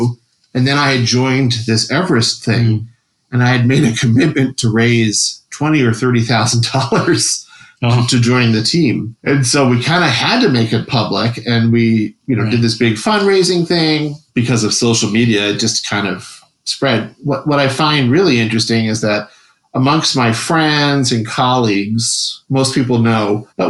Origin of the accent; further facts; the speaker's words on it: Wisconsin, United States; So I was from Wisconsin.